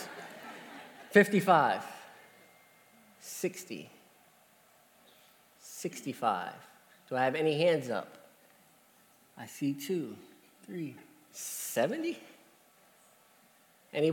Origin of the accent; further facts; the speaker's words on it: Columbia, Pennsylvania, United States; I'm from Columbia, Pennsylvania